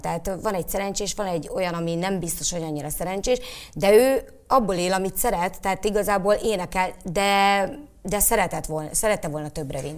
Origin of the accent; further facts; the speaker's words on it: Szolnok, Jász-Nagykun-Szolnok, Hungary; Szolnoki vagyok